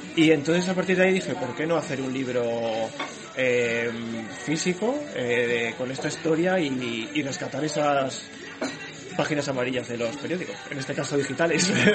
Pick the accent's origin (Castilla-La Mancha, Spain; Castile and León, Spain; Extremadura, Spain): Castile and León, Spain; Morales de Toro; de Morales de Toro.